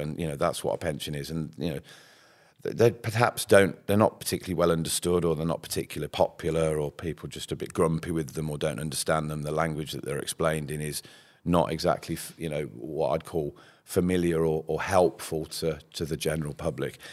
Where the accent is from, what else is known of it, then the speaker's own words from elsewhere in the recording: Birmingham, West Midlands, United Kingdom; accent: Brummie; I'm a, I'm a Brummie, and you'll probably hear that if I say money